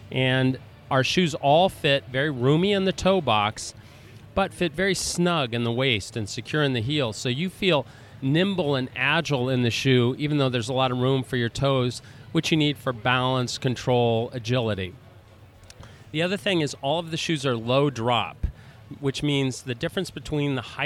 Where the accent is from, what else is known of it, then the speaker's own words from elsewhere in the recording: Golden, Colorado, United States; moved away as an adult; also born or lived in Tulsa, Oklahoma; now in Boston, United States; Originally, I'm from Colorado. Grew up in Golden, Colorado